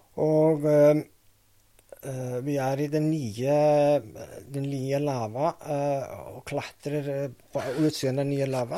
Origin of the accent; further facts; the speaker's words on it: Reykjavik, Iceland; Norwegian is a second language; moved away as an adult; also born or lived in Vestmannaeyjar, Iceland; now in Norway; Mens jeg bodde i Reykjavik, eller familien bodde i Reykjavik, og så etter at vi flytta fra Reykjavik til Vestmaner